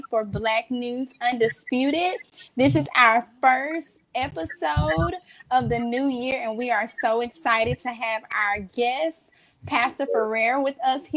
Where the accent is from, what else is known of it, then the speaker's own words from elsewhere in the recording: Memphis, Tennessee, United States; I'm here from Memphis